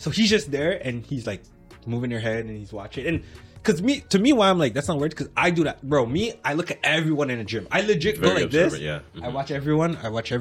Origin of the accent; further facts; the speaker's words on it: LaSalle, Quebec, Canada; I grew up in LaSalle. And now we're not in LaSalle anymore